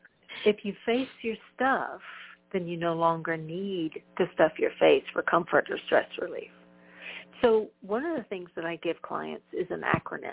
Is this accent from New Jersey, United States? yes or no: no; Texas, United States; I'm from Texas.